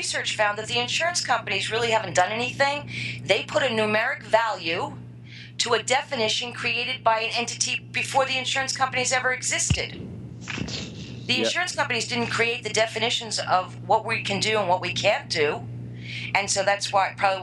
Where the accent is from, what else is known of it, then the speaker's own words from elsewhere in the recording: New York, United States; I'm a New Yorker all the way